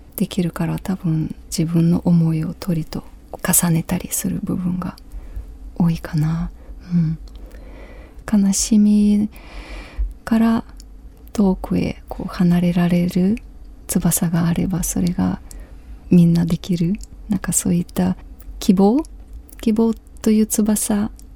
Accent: Ukraine; Japanese is a second language; moved away as an adult; also born or lived in Kyiv; now in Japan; 私のふるさとウクライナ

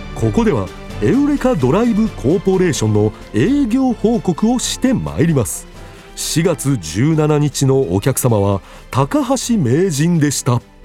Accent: Kamogawa, Chiba, Japan; 私の地元である鴨川市

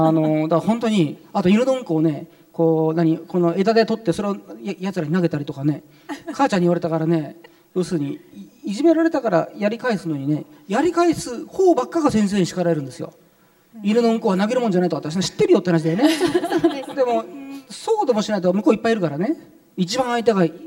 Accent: Japan; first language Arabic; Japanese is a second language; also born or lived in Saudi Arabia / Cairo, Egypt; サウジアラビアで4歳ぐらいまでいてで日本に帰ってきてで日本の幼稚園に入った

